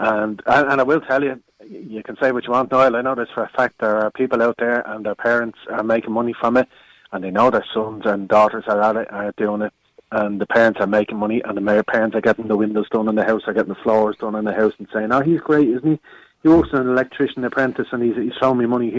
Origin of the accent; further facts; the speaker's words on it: Dublin, Leinster, Ireland; The Crumlin area.